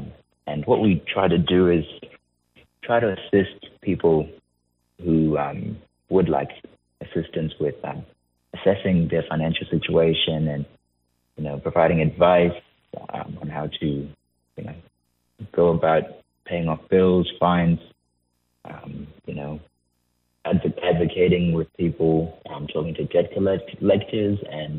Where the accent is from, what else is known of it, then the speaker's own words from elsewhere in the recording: Zimbabwe; moved away as an adult; also born or lived in New South Wales; now in Fitzroy Crossing, Australia; I came to Australia from Zimbabwe, around 2017, and I was studying in university in New South Wales.